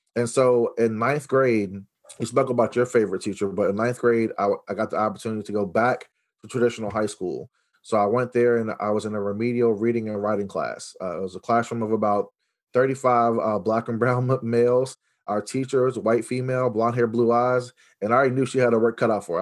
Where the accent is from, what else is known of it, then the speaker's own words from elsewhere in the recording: Los Angeles, California, United States; I was born in Los Angeles, California